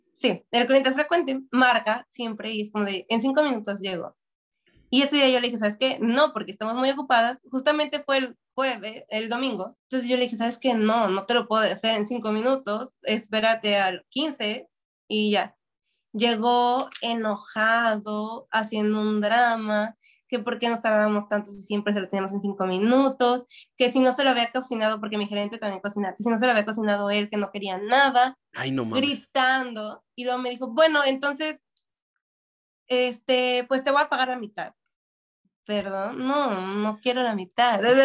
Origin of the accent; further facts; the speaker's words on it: Mexico; now in Toronto, Canada; soy una mexicana en un lugar de asiático